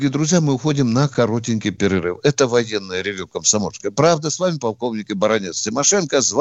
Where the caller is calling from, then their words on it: Kaluga, Kaluga Oblast, Russia; Алло, с Калуги звонит.